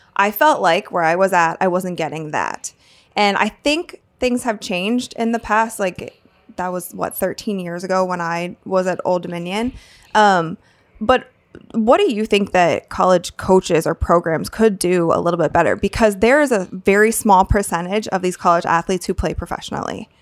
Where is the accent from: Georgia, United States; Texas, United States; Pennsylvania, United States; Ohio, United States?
Ohio, United States; Akron; I'm from Akron, Ohio.